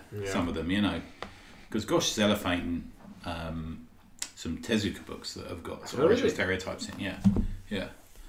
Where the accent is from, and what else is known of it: England, United Kingdom